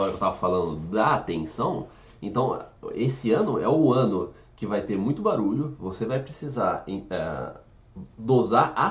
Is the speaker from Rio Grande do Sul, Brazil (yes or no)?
no; São João da Boa Vista, São Paulo, Brazil; San John, eu sou de São João.